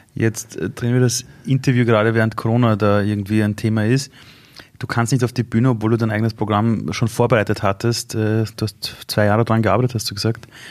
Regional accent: Vienna, Austria; bei uns in Simmering beim Fußballkäfig

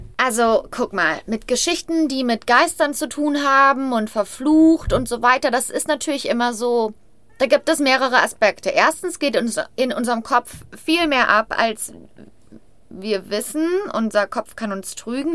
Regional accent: Brachelen, North Rhine-Westphalia, Germany; ich bin im Brachelen im Kreis Hückelhofen ähm, aufgewachsen

